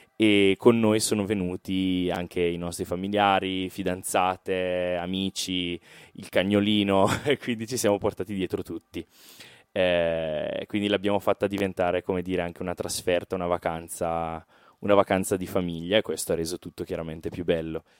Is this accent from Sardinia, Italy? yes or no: no; Brescia, Lombardy, Italy; accent: Brescian; noi veniamo da Brescia, come forse si sente anche dall'accento